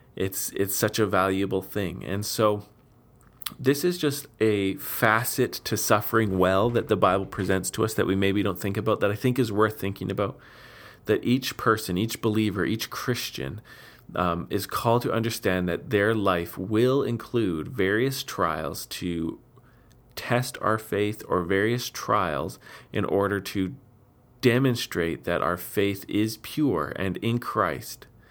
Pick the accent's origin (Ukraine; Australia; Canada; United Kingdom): Canada; Steinbach, Manitoba; my hometown, Steinbeck